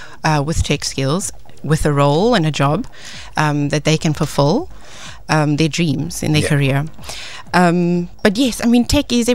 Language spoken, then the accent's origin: English; Cape Town, Western Cape, South Africa; So I'm born and bred in Cape Town